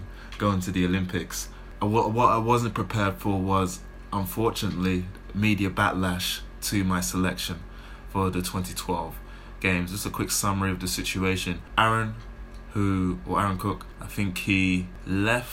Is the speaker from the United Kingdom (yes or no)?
yes; London, United Kingdom; in my home city, in my hometown. Like you said, literally just around the corner from where I grew up